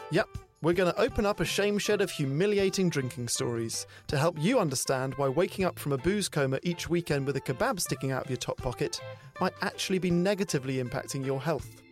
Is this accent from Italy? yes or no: no; United Kingdom; me being British